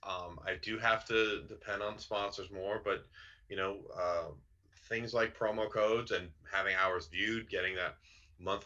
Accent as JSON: {"language": "English", "region": "Massachusetts", "country": "United States", "moved": "yes", "said": "I'm initially from Massachusetts myself"}